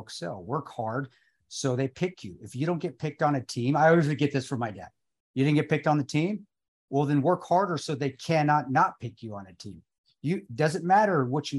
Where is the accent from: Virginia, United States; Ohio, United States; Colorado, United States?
Colorado, United States; Alamosa; I grew up in Alamosa, Colorado.